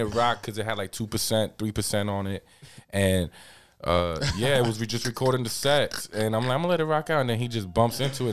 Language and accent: English; New York City, New York, United States; I'm from Queens